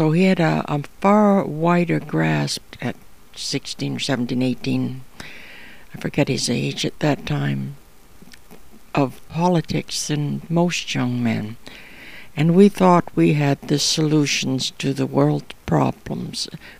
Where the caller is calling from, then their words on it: Toronto, Ontario, Canada; I'm podcasting from Toronto, Ontario, Canada.